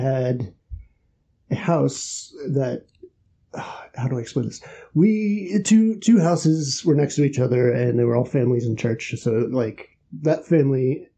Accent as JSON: {"language": "English", "town": "Raleigh", "region": "North Carolina", "country": "United States", "tie": "born or raised there", "also_born_or_lived": "St. Louis / Nashville", "moved": "as an adult", "lives_now": "New Zealand", "said": "I grew up in Raleigh, North Carolina"}